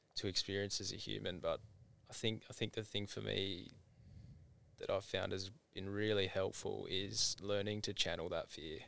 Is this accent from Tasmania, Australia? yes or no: yes; Tasmania, Australia; moved away; growing up in Tassie